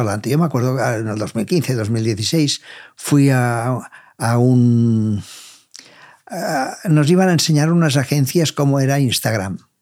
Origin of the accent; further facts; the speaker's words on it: Catalonia, Spain; como catalanes y como vendedores